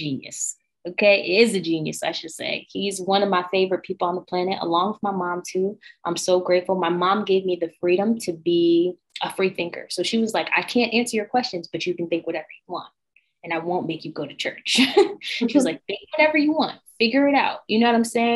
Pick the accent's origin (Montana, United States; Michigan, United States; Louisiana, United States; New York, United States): New York, United States; Binghamton; moved away as an adult; now in Los Angeles, United States; I grew up in a really small town, Binghamton, New York, which was upstate New York